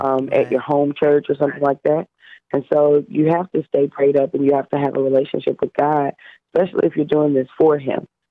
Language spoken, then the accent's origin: English; Louisiana, United States; I am from Louisiana